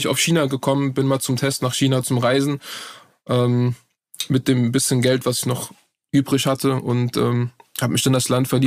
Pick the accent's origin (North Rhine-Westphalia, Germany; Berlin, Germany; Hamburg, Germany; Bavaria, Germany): Berlin, Germany; also born or lived in Turkey; Ich bin in Berlin geboren, ja. Äh, genau. Also in Deutschland geboren, aufgewachsen, komplett deutsche Bildung bekommen.